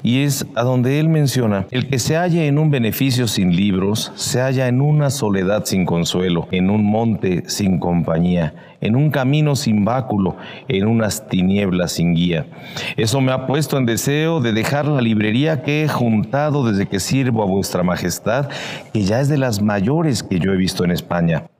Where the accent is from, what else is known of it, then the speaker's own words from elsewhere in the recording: Puebla, Mexico; como poblanos podemos disfrutar